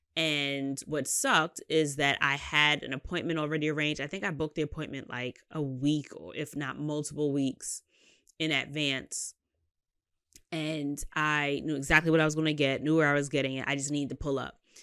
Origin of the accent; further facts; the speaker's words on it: New York City, New York, United States; I'm a Queens bitch, Southside